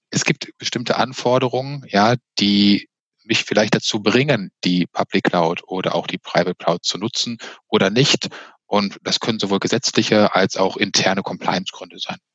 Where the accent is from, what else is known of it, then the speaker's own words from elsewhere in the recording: Witten, North Rhine-Westphalia, Germany; born there; Äh, nein, tatsächlich in Witten. Bei Dortmund, also auch bei Dortmund.